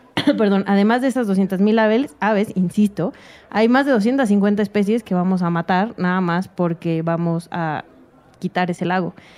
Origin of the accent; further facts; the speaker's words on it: Mexico; estamos bien acostumbrados como mexicanos